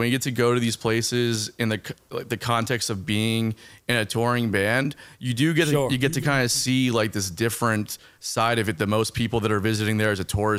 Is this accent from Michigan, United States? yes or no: no; Miami, Florida, United States; also born or lived in Fort Lauderdale; My dad's from Cuba, and we grew up in South Florida, like in Miami, Fort Lauderdale area.